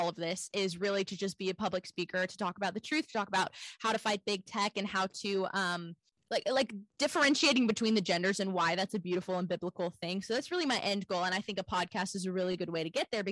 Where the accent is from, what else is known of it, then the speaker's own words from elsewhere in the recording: Houston, Texas, United States; also born or lived in Los Angeles; I grew up homeschooled in Texas, in Houston, actually